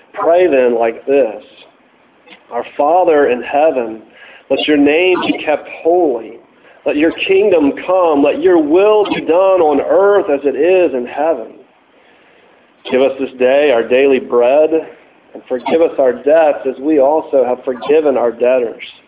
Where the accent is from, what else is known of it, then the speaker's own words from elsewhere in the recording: New Jersey, United States; growing up in New Jersey